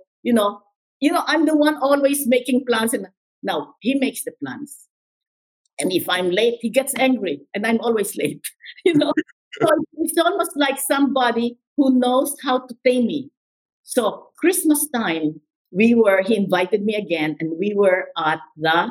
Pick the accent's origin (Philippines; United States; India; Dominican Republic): Philippines; moved away; I will leave the Philippines. I will leave my family. I will leave my friends